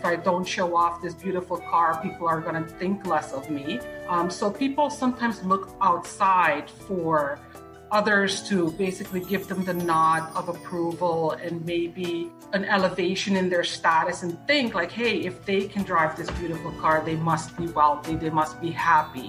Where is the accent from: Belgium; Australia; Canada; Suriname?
Suriname; first language Dutch; English is a second language; moved away as an adult; now in South Florida, United States; I grew up in Suriname, which is in South America, used to be Dutch Guyana. So my native language is actually Dutch.